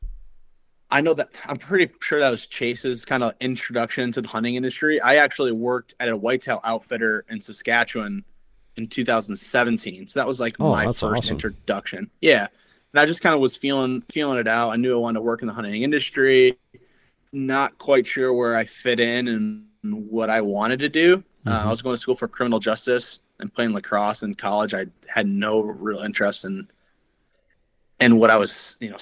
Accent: New York, United States; moved away as an adult; now in Iowa, United States; I'm from New York.

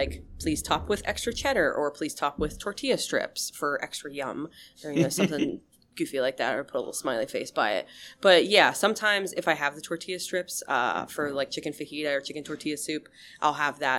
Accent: Penns Valley, Pennsylvania, United States; I grew up in Penns Valley.

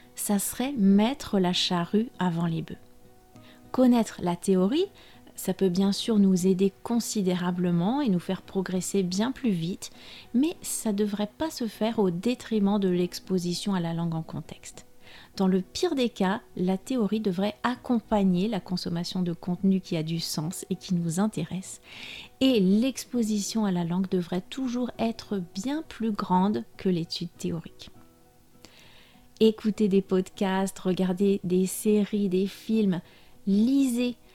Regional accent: France; je suis française

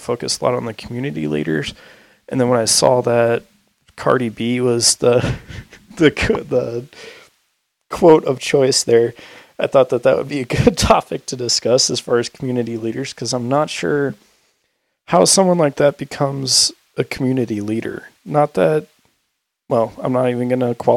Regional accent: St. Louis, Missouri, United States; now in Boise, United States; I went back to St. Louis, because I was with all my hometown friends

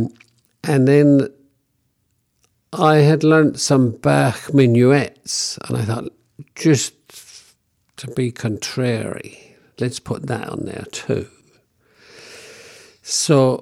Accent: London, United Kingdom; some of these people I knew growing up in London

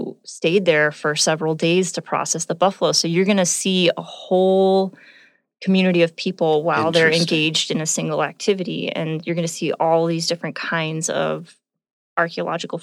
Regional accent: Southern California, United States; now in Montana, United States; I'm from Southern California.

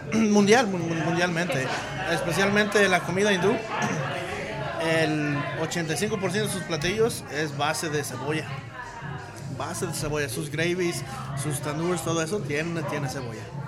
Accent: Tenamaxtlán, Jalisco, Mexico; now in Denver, United States; De una gran ciudad del centro del universo, Tenamaxlán, Jalisco.

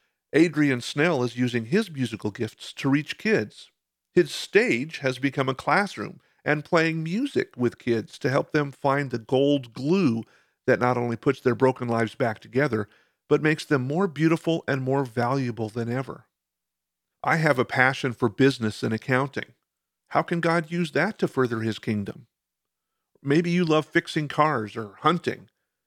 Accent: Bolivia; born there; I was born in Bolivia while my parents were missionaries in South America.

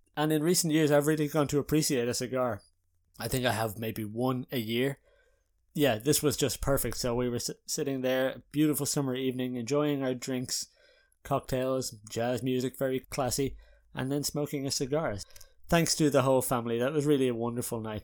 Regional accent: Ireland; now in Haarlem, Netherlands; as an Irish person

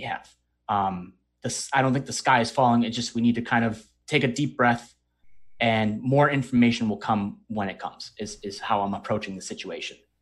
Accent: Northeast, United States; we're from the Northeast

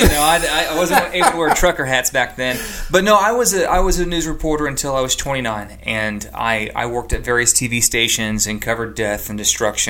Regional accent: Indiana, United States; moved away as an adult; now in Nashville, United States; I'm a guy from Indiana, never been to, you know, never had any connections in Nashville.

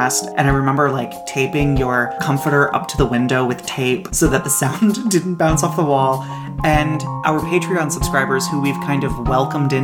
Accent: Maryland, United States; accent: Maryland; my Maryland accent

